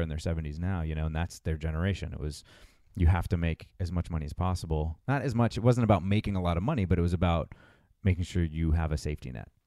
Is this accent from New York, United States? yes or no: no; Massachusetts, United States; moved away as an adult; also born or lived in Los Angeles; I grew up in Massachusetts twenty-three years there